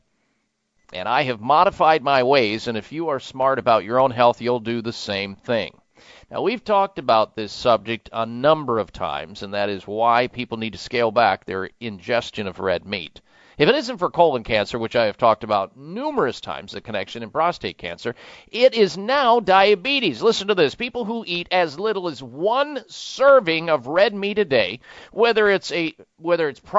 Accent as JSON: {"language": "English", "region": "Midwest", "country": "United States", "tie": "born or raised there", "said": "growing up in the Midwest"}